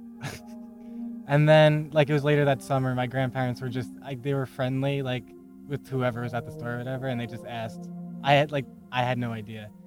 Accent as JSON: {"language": "English", "town": "Patchogue", "region": "New York", "country": "United States", "tie": "born or raised there", "also_born_or_lived": "Brooklyn, New York", "moved": "as an adult", "said": "I was born in Patchogue, New York, on Long Island, and I live in Brooklyn now"}